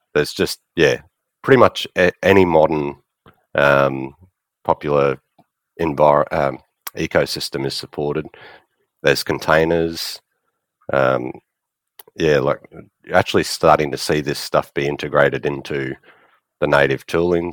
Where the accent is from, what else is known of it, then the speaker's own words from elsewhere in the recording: Australia; I'm from Australia.